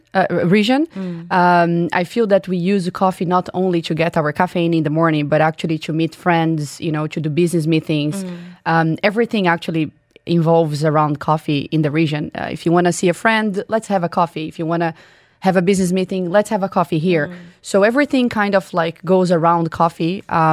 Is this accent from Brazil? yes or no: yes; Brazil; moved away as an adult; now in Dubai, United Arab Emirates; I'm originally from Brazil.